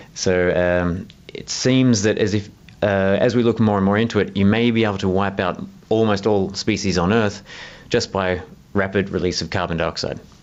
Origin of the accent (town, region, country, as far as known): Southeast Australia, Australia